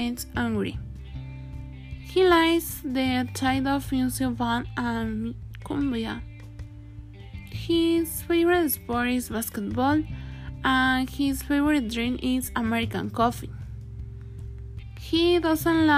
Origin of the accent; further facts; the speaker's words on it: Mexico; I am Mexican